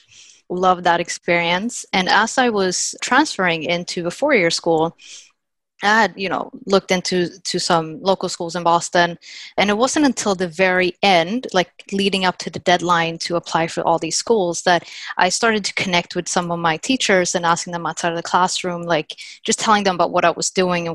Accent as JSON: {"language": "English", "country": "Sweden", "tie": "born or raised there", "also_born_or_lived": "Littleton, Massachusetts, United States", "moved": "as an adult", "lives_now": "United States", "said": "originally I'm from Sweden. And before I moved from Sweden to US"}